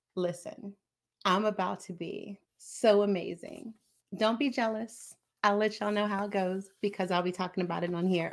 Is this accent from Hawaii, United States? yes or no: yes; Hawaii, United States; I am from Hawaii